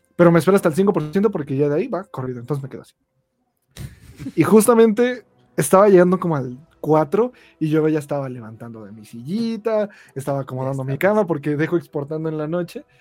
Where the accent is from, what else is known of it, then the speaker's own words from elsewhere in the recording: Ecatepec, State of Mexico, Mexico; yo soy de Catepec